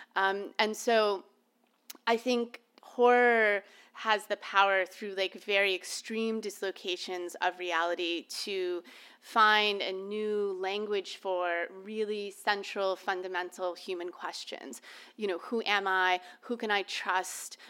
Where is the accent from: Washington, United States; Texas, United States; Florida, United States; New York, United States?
Florida, United States; Orlando; now in Cambridge, United States; I was born and raised in Orlando, Florida